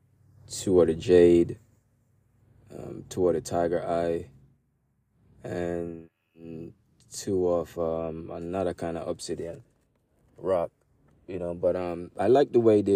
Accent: Jamaica; I'm Jamaican

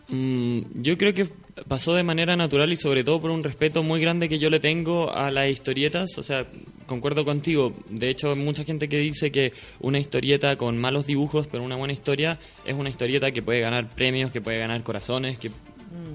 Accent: Talca, Maule, Chile; now in Santiago, Chile; yo soy de Talca

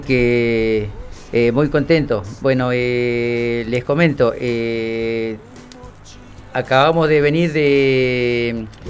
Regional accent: Caleta Olivia, Santa Cruz, Argentina; Nacido y criado en el barrio San Martín

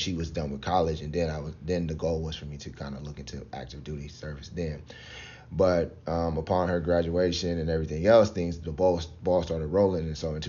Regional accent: Maple Heights, Ohio, United States; They were all great people who kind of like were a part of my life growing up in Maple Heights.

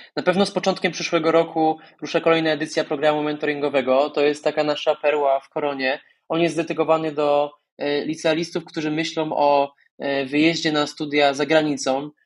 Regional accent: Podkarpacie, Subcarpathian Voivodeship, Poland; moved away as an adult; now in Warsaw, Poland; ja pochodzę z Podkarpacia, z wioski poniżej tysiąca mieszkańców

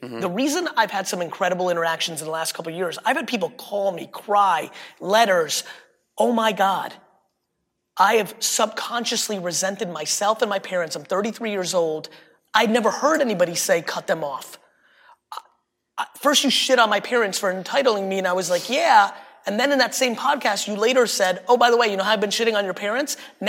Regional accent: Greenwich, Connecticut, United States; Growing up in Greenwich, third generation wealthy, you and I are different.

